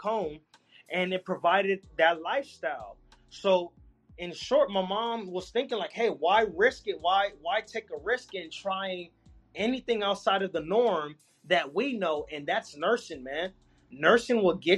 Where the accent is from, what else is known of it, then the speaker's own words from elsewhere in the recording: Los Angeles, California, United States; smoking fish in my backyard on Crenshaw, you know what I'm saying? This is middle of South Central